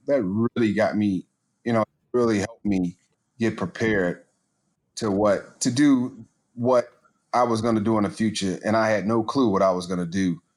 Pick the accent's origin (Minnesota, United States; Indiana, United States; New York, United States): Indiana, United States; Gary; Gary, where I grew up